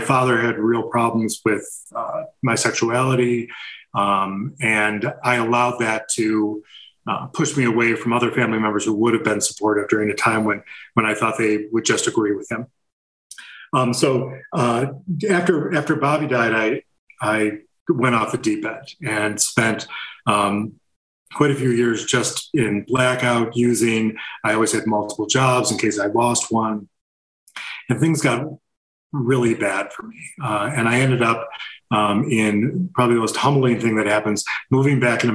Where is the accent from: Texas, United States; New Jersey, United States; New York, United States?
New York, United States; Buffalo; I grew up in Buffalo, New York